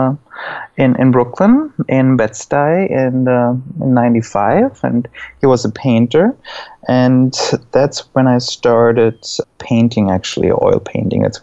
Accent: Black Forest, Baden-Württemberg, Germany; moved away as an adult; also born or lived in Stuttgart, Germany; now in New York, United States; I grew up in Germany in the Black Forest, and then I moved to Stuttgart

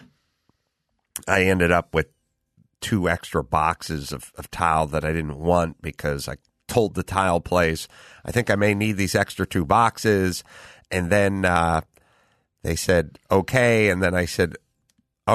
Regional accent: Los Angeles, California, United States; I'm from North Hollywood. I lived in a garage in North Hollywood my whole life

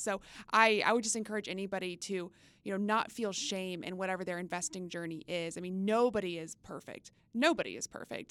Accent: Texas, United States; now in Washington, D.C. area, United States; quintessential summer growing up in Texas

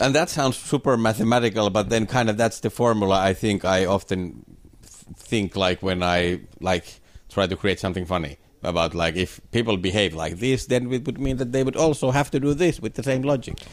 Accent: Finland; born or raised there

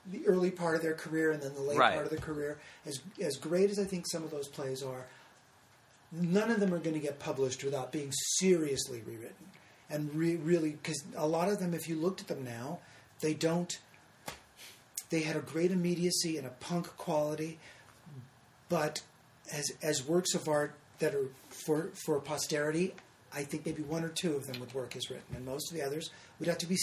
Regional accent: California, United States; I was from California

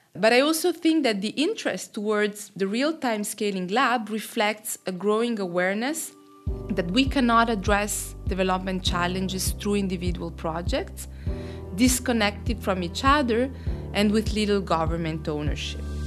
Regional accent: Switzerland; moved away as an adult; now in Côte d'Ivoire; I am originally from Switzerland, but working and living in Côte d'Ivoire now for the last twelve years

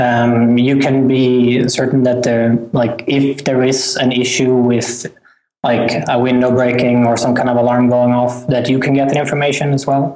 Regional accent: Sweden; moved away as an adult; also born or lived in California, United States; I'm from Sweden originally

